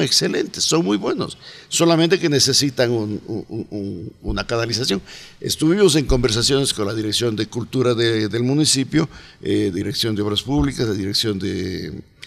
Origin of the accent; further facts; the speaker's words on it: Cuenca, Azuay, Ecuador; also born or lived in United States; now in Cuenca, Ecuador; Yo soy más cuencano que el mote